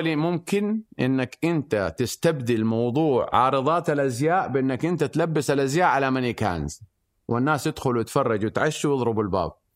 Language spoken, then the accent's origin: Arabic; Mecca, Makkah Province, Saudi Arabia; انا من من سكان مكه ووالدي كان آه، بايع خبز او عندنا مخبز وعندنا محل فول